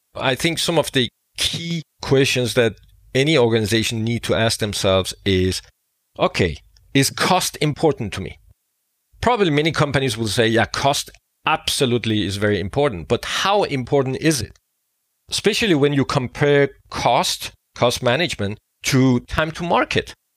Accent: Denmark; I am from Denmark

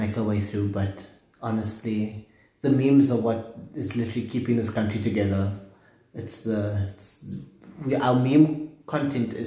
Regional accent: South Africa; living here is an extreme sport. Being a South African is an extreme sport

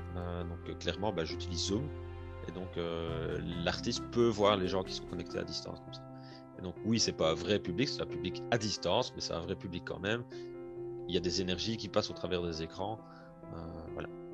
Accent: Liège region, Wallonia, Belgium; à mon accent, on entend certainement que je ne suis pas français, que je suis plutôt de la région de Liège en France, en Belgique, pardon.

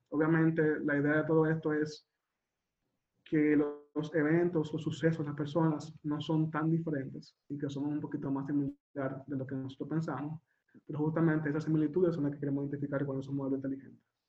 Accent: Dominican Republic; yo soy dominicano

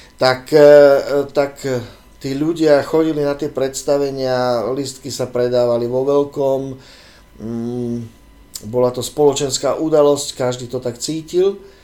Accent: Bratislava, Bratislava Region, Slovakia; moved away as an adult; ja som vyrastal tu v Bratislave, na Sibirskej ulici

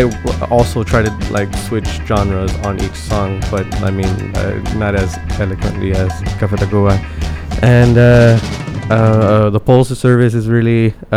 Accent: Los Angeles, California, United States; I think Javi and I grew up right here in South Central.

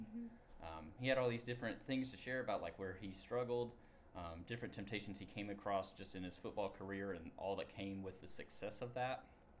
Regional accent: Tennessee, United States; moved away as an adult; now in Ohio, United States; I am the Associate Minister for Reach Out on Campus. I am from Tennessee.

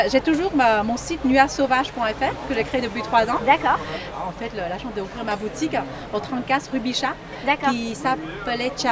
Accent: Vietnam; now in Paris, France; Je suis vietnamienne, j'habite à Paris.

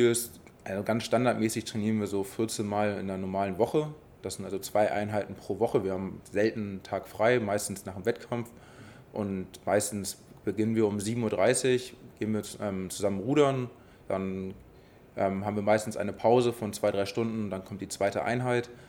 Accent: Hamburg, Germany; Ja, ich bin Bergedorfer, ich komme ähm, aus Neuer-Lamöhe

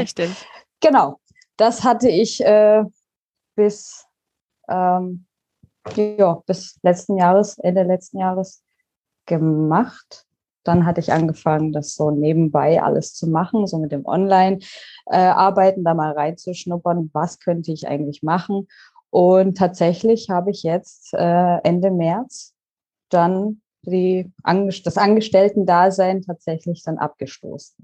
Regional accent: Pforzheim, Baden-Württemberg, Germany; moved away as an adult; also born or lived in Karlsruhe; now in Canary Islands, Spain; ich komme ursprünglich aus Pforzheim, bin nach Karlsruhe gezogen

